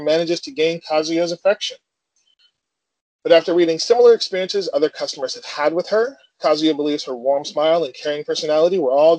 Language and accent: English; United States; I am from the States.